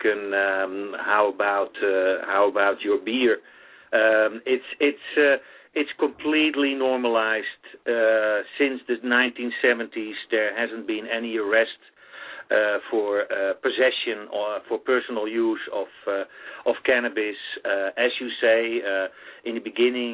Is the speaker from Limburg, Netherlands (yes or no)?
no; Amsterdam, North Holland, Netherlands; moved away as an adult; now in New York City, United States; Well, I'm indeed from the Netherlands. I was born and raised in Amsterdam, the Netherlands